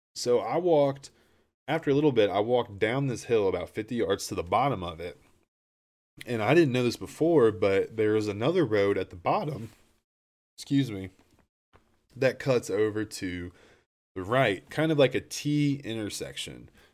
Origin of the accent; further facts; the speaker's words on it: Appalachia, United States; I'm from Appalachia.